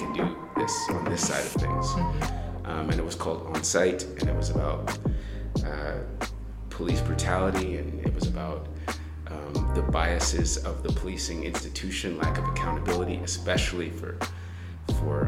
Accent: Kansas, United States; moved away; I'm a Nigerian-American who I was raised in the Midwest, Kansas. I'm a Kansas boy

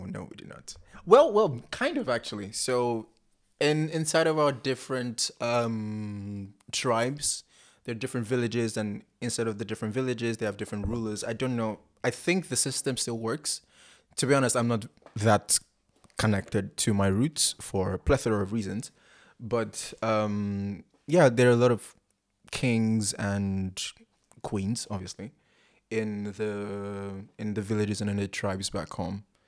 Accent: Abia, Nigeria; now in Port Harcourt, Nigeria; I'm from Nigeria. Uh, I'm from the southeast, Abia State, and I live in the South South Port Harcourt.

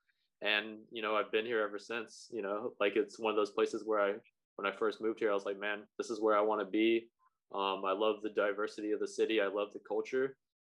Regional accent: Tennessee, United States; moved away as an adult; also born or lived in China / Nashville; now in Toronto, Canada; I was born in China, moved to Tennessee when I was 2 years old. Pretty much grew up in a very southern like atmosphere, even though I had like Asian parents. You know, kind of just like Tennessee is a very religious place. They call it the Bible Belt.

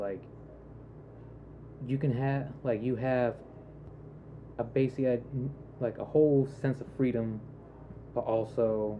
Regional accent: North Carolina, United States; I see myself as an American first, and then a North Carolinian second.

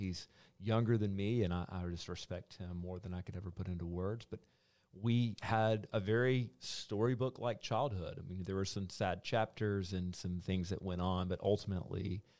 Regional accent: Columbus, United States; I was born in Columbus

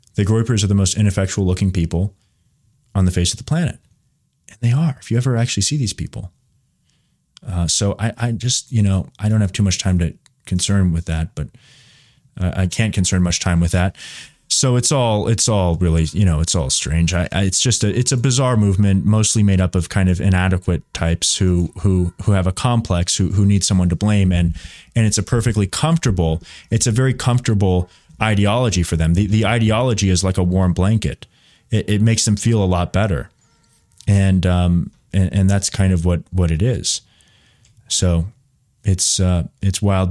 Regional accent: United States; I'm an American

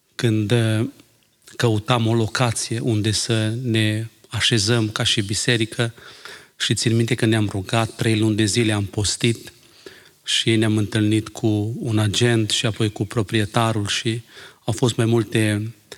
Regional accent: Romania; now in Ireland; Când eram în România

